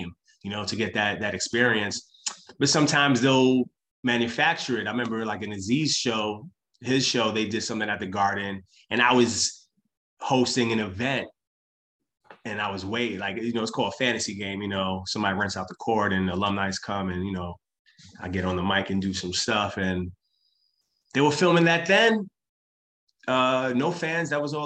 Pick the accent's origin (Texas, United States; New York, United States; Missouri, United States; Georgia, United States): New York, United States; New York City; I'm from Brooklyn